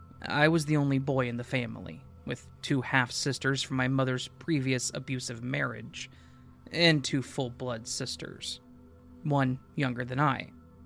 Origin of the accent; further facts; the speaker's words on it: Fort Lewis, Washington, United States; I was born in Fort Lewis, Washington, in February of 1980. My father was in the U.S. Army, so we moved to Fort Huachuca, Arizona, when I was about a year and a half old.